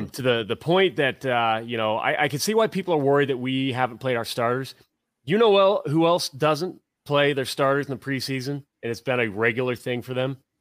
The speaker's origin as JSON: {"language": "English", "region": "Tennessee", "country": "United States", "tie": "born or raised there", "also_born_or_lived": "Central Ohio", "moved": "yes", "said": "I grew up in Tennessee"}